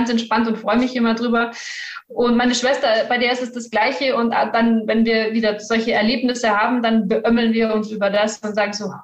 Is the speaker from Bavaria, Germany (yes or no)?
yes; Bavaria, Germany; Eigentlich komme ich aus dem Norden von München, also einmal um München rundherum.